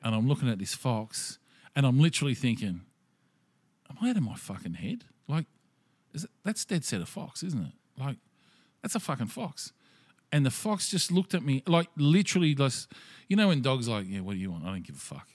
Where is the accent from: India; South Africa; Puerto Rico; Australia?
Australia; being Australian